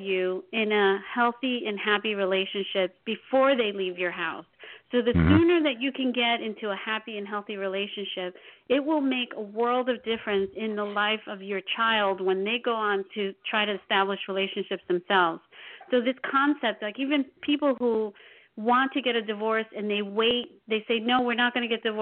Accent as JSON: {"language": "English", "region": "New York", "country": "United States", "tie": "born or raised there", "moved": "yes", "lives_now": "New Jersey, United States", "said": "I was born and raised in New York and then moved to Jersey"}